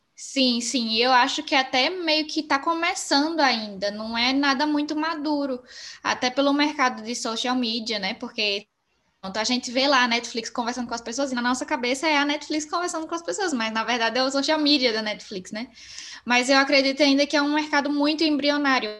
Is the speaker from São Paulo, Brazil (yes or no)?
no; Sergipe, Brazil; moved away as an adult; now in Porto, Portugal; Sou sergipana